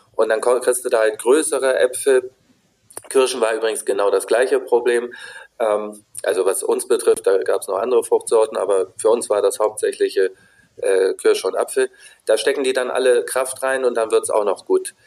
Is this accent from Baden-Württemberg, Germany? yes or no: no; Wolfsburg, Lower Saxony, Germany; ich bin in Wolfsburg groß geworden